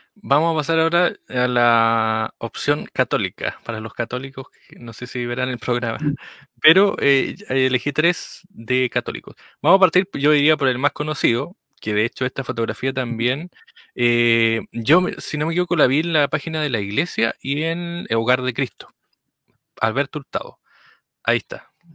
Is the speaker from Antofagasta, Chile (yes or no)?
no; Río Bueno, Los Ríos, Chile; nosotros somos de Río Bueno